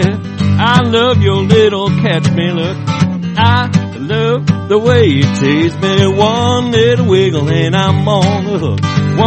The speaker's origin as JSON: {"language": "English", "town": "Long Lake", "region": "Minnesota", "country": "United States", "tie": "born or raised there", "moved": "as an adult", "lives_now": "Nashville, United States", "said": "born and raised in Long Lake, Minnesota"}